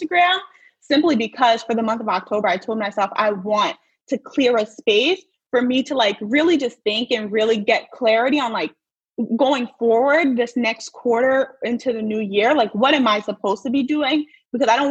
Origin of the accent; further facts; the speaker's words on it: New Jersey, United States; So I'm from New Jersey. I was born and raised in New Jersey.